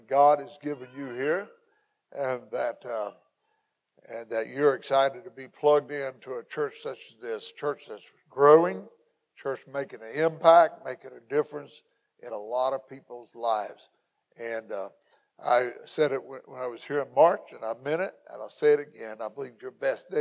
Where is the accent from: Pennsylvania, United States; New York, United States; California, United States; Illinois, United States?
Illinois, United States; McLeansboro; also born or lived in North City, Illinois / Belle Rive, Illinois; this is my hometown. Where I was born and raised in McLeansboro